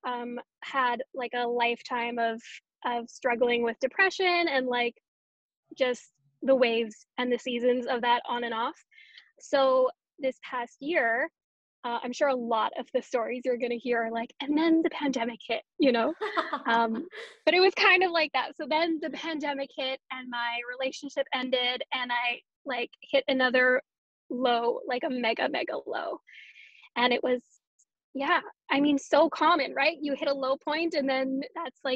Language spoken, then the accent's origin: English; Canada; also born or lived in Winnipeg, Canada; I am a Canadian.